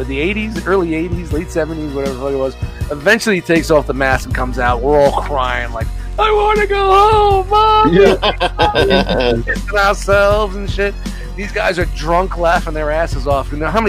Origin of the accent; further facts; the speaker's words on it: New York City, New York, United States; growing up in Brooklyn